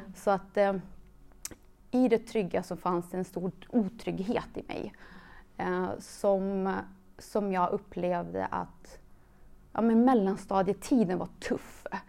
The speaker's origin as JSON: {"language": "Swedish", "town": "Mariestad", "region": "Västra Götaland", "country": "Sweden", "tie": "born or raised there", "also_born_or_lived": "Kosovo", "said": "jag, är uppvuxen i en liten stad, Mariestad, som ligger i Västergötland. Eh, är född i Kosovo. Så jag flydde till Sverige när jag var fem år gammal"}